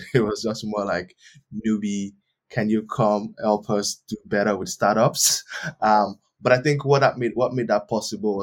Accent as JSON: {"language": "English", "country": "Nigeria", "tie": "born or raised there", "also_born_or_lived": "Turkey / Ireland", "moved": "as an adult", "said": "I was born in Nigeria"}